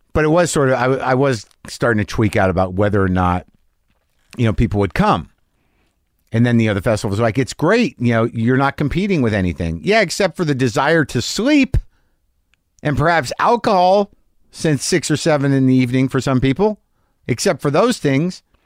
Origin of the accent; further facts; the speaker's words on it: Albuquerque, New Mexico, United States; moved away; I'm returning to my hometown of Albuquerque, New Mexico